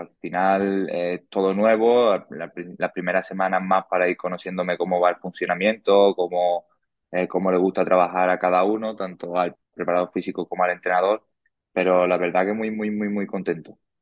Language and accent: Spanish; Murcia, Region of Murcia, Spain; moved away as an adult; now in Valdepeñas, Spain; para mí Murcia ha sido mi casa, ha sido, bueno, es, a día de hoy en mi casa, es donde yo me he criado